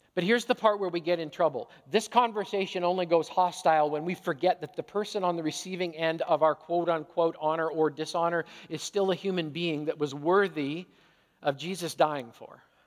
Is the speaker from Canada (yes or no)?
yes; Canada; I'm a Canadian hockey player